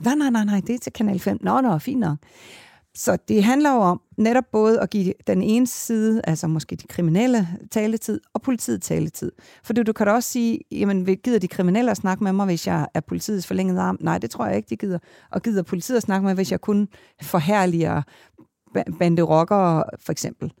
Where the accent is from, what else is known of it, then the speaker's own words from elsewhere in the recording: Kalundborg, Zealand, Denmark; moved away; jeg er født i Kalundborg